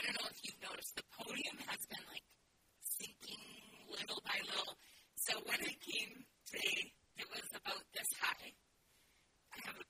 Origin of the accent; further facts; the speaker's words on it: Alberta, Canada; moved away as an adult; also born or lived in Saskatchewan / Cincinnati, Ohio; I grew up in Alberta